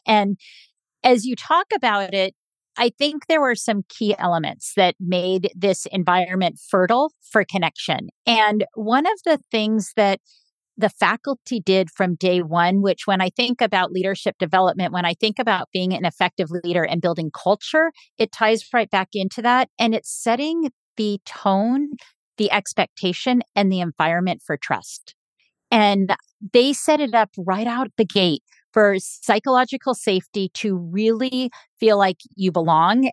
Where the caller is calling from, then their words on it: San Diego, California, United States; I am calling in from San Diego, California